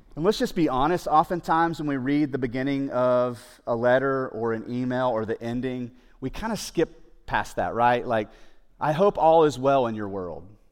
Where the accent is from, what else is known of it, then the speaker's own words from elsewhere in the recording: United States; There are certain mindsets that we have here growing up in the United States or in a Western culture